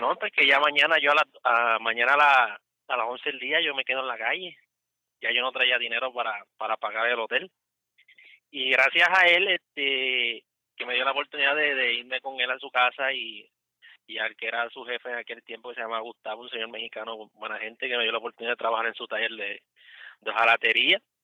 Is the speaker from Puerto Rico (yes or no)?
yes; Puerto Rico; moved away as an adult; also born or lived in Cumming, Georgia; now in United States; yo soy puertorriqueño